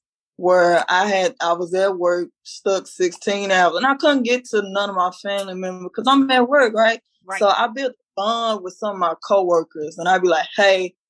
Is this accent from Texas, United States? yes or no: yes; Dallas, Texas, United States; this is my hometown, so I'm used to Dallas